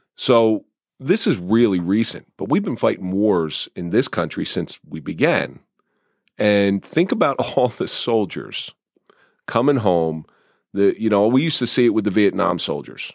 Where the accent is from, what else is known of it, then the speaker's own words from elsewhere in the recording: New Jersey, United States; I grew up in South Jersey